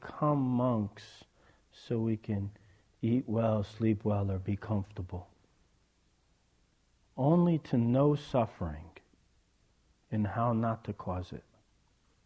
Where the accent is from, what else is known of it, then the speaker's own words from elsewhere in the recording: East Coast, United States; I was raised on the East Coast into a pretty crazy family